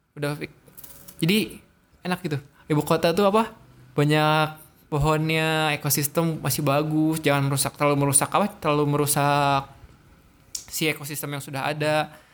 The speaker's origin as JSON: {"language": "Indonesian", "town": "Ciamis", "region": "West Java", "country": "Indonesia", "tie": "born or raised there", "said": "itu kampung saya"}